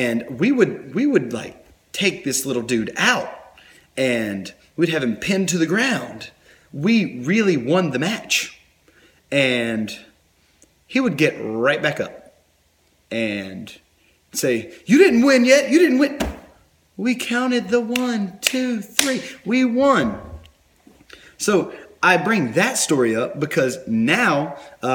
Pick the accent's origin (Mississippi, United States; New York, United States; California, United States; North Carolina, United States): North Carolina, United States; I'm from North Carolina. Forgive me. That's how I talk sometimes